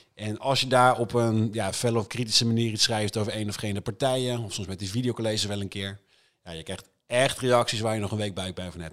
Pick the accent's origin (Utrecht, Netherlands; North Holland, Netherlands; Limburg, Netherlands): Utrecht, Netherlands; IJsselstein; de jongerenraad van IJsselstein, het dorpje waar ik vandaan kom